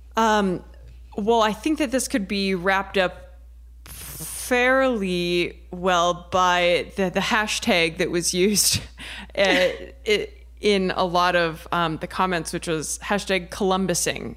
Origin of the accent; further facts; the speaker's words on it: Ohio, United States; I'm from Ohio